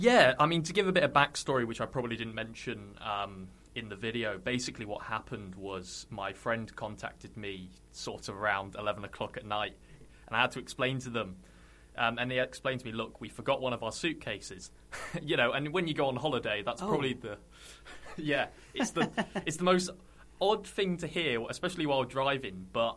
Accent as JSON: {"language": "English", "town": "Hull", "region": "Yorkshire and the Humber", "country": "United Kingdom", "said": "I'm from Hull originally"}